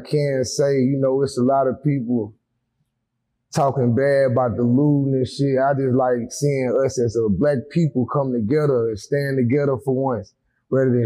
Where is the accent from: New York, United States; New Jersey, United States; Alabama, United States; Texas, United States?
Alabama, United States; Huntsville; born or raised there; also born or lived in Athens, Alabama / Decatur, Alabama